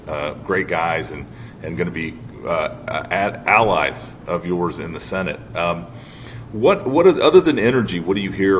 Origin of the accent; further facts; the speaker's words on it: Iowa, United States; my home state of Iowa